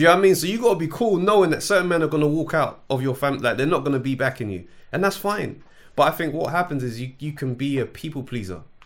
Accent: London, United Kingdom; I grew up in South London

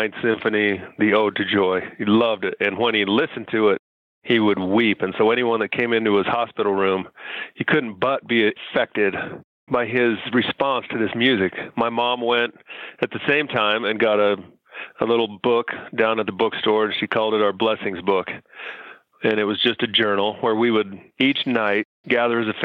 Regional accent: Utah, United States; moved away as an adult; also born or lived in Taiwan / Philadelphia; I came from Utah, where I was raised.

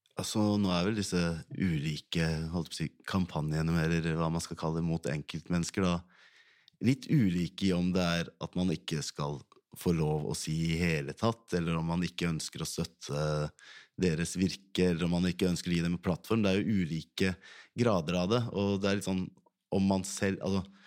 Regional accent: Ski, Viken, Norway; jeg kommer fra Ski kommune, det er ikke så veldig stor kommune

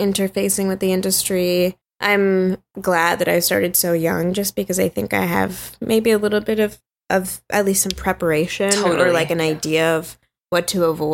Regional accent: Los Angeles, California, United States; I grew up in South Central, Leimert Park area, like right off of Crenshaw

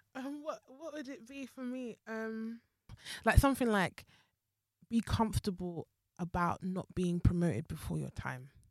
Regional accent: Zimbabwe; moved away; also born or lived in Jamaica; my family is Jamaican, but I was raised in Zimbabwe and I came here as, like, an immigrant

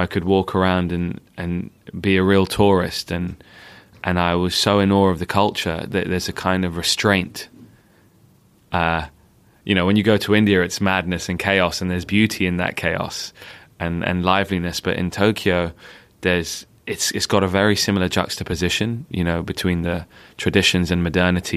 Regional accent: London, United Kingdom; I spent my time growing up in Northwest London

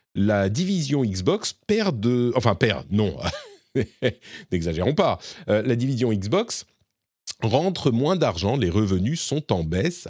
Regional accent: Lebanon; moved away; moi je suis né au Liban et j'ai passé beaucoup de temps euh, au Liban

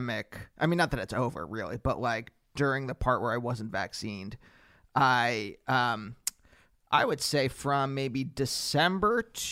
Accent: Pennsylvania, United States; moved away; I'm from Pennsylvania

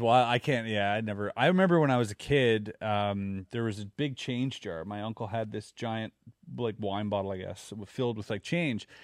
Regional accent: Germany; now in Quebec, Canada; growing up in Germany

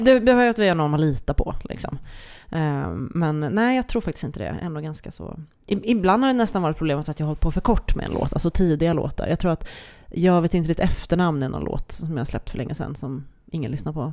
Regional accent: Sweden; first language Swedish; som svensk med det som modersmål

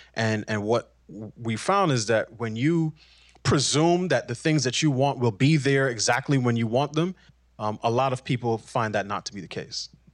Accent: New York City, New York, United States; I grew up in New York City.

